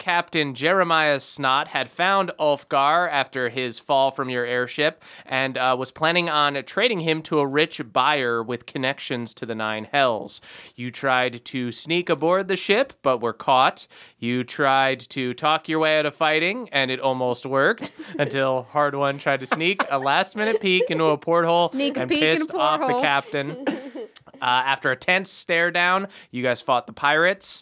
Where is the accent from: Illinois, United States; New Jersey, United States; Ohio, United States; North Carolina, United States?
New Jersey, United States; accent: Jersey; my Jersey accent